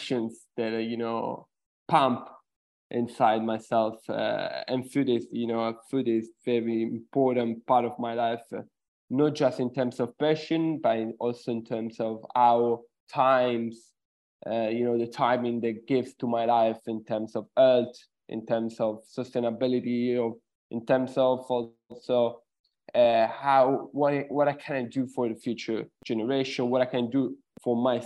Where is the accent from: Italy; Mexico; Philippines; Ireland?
Italy; Sicily; moved away; I'm originally from Sicily, Italy